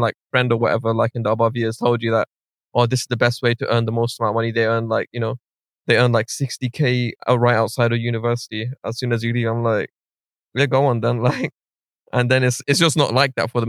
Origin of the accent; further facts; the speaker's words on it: London, United Kingdom; I'm from North West London, like Stonebridge. So I went to Alpen